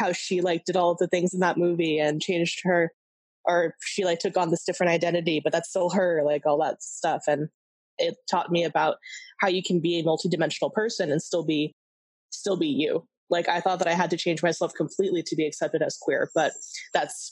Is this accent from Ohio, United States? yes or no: no; California, United States; I grew up in California